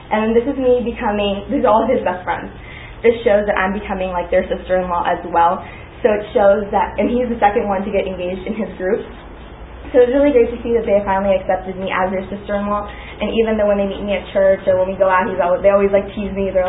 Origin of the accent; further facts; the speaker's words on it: Pakistan; moved away; I was born in Pakistan. My my dad was born in India, raised in China. His entire background's Indian though. My mom was born in Pakistan, raised in Pakistan, but her entire background is Persian and Chinese.